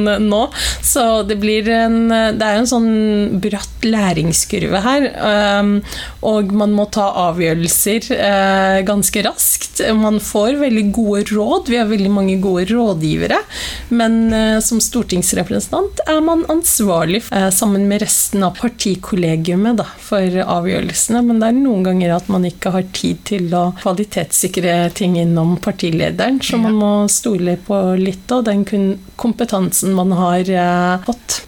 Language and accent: Norwegian; Oslo, Norway; ei jente fra Stovner